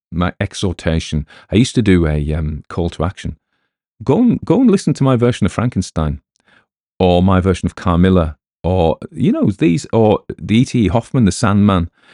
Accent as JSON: {"language": "English", "country": "United Kingdom", "said": "we as British people"}